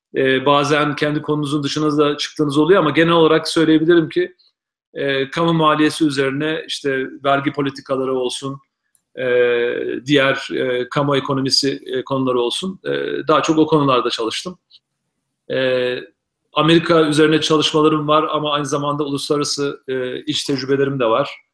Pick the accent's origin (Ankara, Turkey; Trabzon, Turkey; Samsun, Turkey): Ankara, Turkey; moved away as an adult; also born or lived in Istanbul / Boston / Syracuse / West Virginia; now in Reno, United States; hala kendimi Ankaralıyım diyorum. Çünkü Ankara'da doğmadım gerçi ama Ankara'da büyüdüm.